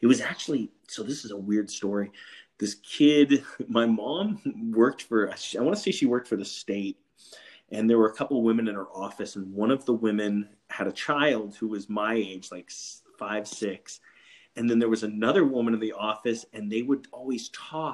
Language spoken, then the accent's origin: English; Anchorage, Alaska, United States; I was growing up in Anchorage